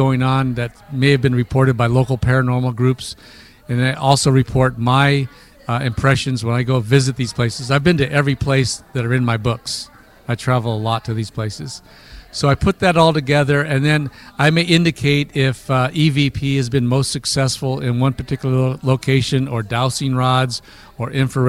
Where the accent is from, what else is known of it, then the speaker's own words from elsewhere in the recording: Alameda, California, United States; I grew up in Alameda